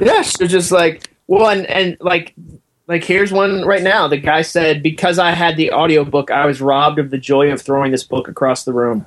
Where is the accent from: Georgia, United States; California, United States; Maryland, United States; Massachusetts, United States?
Massachusetts, United States; moved away as an adult; I grew up in Massachusetts